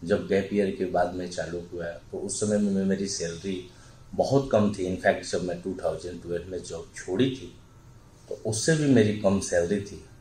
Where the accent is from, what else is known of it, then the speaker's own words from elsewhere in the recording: Bihar, India; और मैं बेसिकली बिहार से बिलोंग करता हूँ तो वहाँ मिडिल क्लास फैमिली का वो चाहत होती है